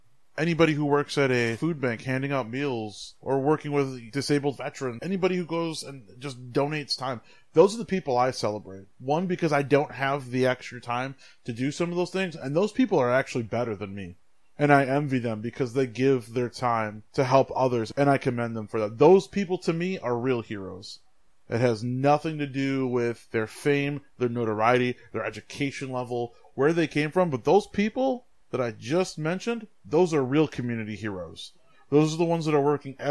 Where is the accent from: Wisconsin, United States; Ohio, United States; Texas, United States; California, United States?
Wisconsin, United States; West Bend; also born or lived in Milwaukee, Wisconsin; I was born in Milwaukee on the east side. And when I was less than a year, we moved out of the city. We moved to West Bend. From pretty much 1 year old, 84, to 2001, I grew up in a predominantly white